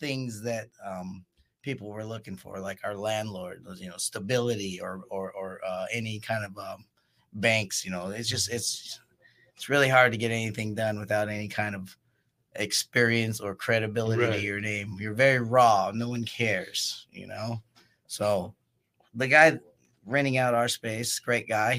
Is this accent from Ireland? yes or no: no; Oceanside, California, United States; I'm from Oceanside as well, went to El Camino High School